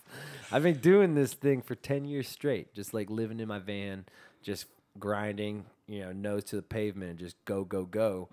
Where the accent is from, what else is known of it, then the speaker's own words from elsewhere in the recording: California, United States; my life's based from California.